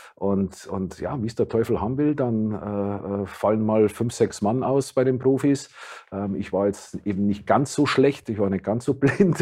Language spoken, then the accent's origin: German; Gilching, Bavaria, Germany; moved away as an adult; also born or lived in Munich; now in Weinheim, Germany; Nein, das ist 25 Kilometer außerhalb von München. Dort bin ich aufgewachsen. Äh, ich bin zwar in München geboren